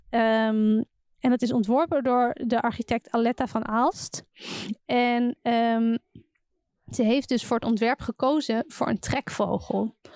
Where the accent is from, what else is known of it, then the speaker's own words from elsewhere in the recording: Amsterdam, North Holland, Netherlands; vanuit Amsterdam als Amsterdammer doe je dat natuurlijk standaard.